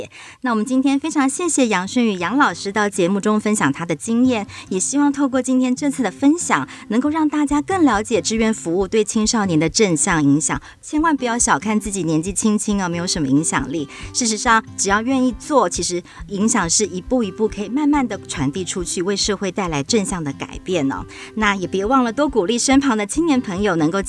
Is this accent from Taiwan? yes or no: yes; Lukang, Changhua County, Taiwan; 也欢迎大家也可以一起来听导览，认识我们家乡的故事